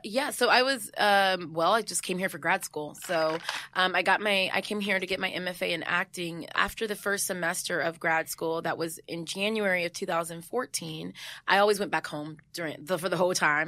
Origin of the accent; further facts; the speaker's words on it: San Jose, California, United States; moved away; I'm from the Bay